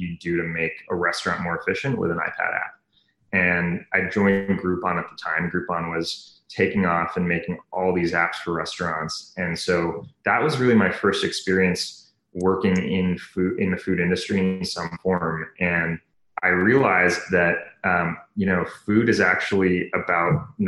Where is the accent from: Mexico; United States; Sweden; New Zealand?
United States; Bay Area, California; also born or lived in New York; I grew up in the Bay Area. I was actually born in New York, but grew up kind of around the startup tech scene